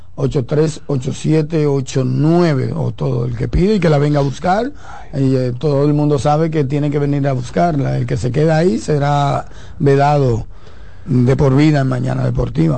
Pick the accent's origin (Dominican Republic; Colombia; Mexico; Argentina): Dominican Republic; como dominicano